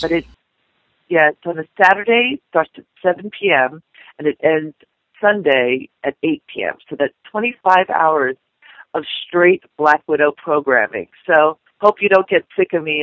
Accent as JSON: {"language": "English", "town": "Indianapolis", "region": "Indiana", "country": "United States", "tie": "born or raised there", "said": "my hometown of Indianapolis, Indiana"}